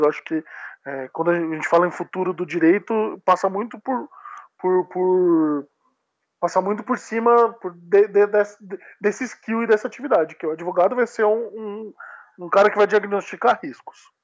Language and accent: Portuguese; Sorocaba, São Paulo, Brazil; moved away as an adult; now in São Paulo, Brazil; eu sou do interior de São Paulo